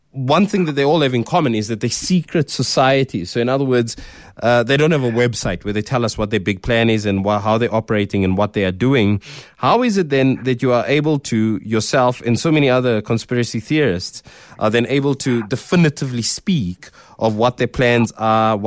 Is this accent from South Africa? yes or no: yes; South Africa; being a South African, being black